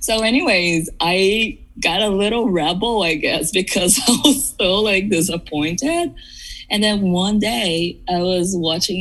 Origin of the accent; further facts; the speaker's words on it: São Bernardo do Campo, São Paulo, Brazil; now in Los Angeles, United States; I grew up in Brazil. I tell people that I'm from São Paulo because it's easier, but I was in São Paulo state